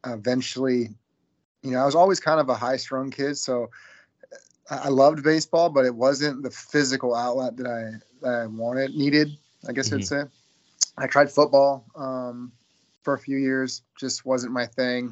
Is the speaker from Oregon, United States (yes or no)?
yes; Eugene, Oregon, United States; I was born right here in Eugene, Oregon, born and raised